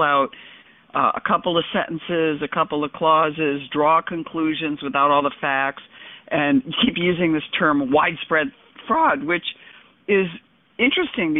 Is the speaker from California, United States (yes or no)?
no; New York, United States; as a New Yorker